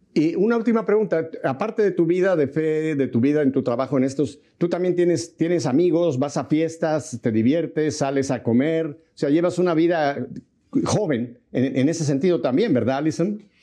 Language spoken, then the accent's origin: Spanish; Mexico; yo soy mexicano